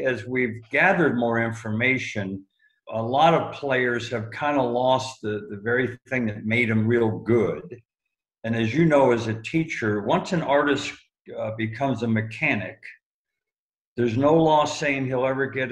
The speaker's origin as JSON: {"language": "English", "town": "Palm Springs", "region": "California", "country": "United States", "tie": "born or raised there", "also_born_or_lived": "New York City", "said": "I'm kind of a desert rat. We moved out here in 1959, and I've been living here full time for about almost 40 years now."}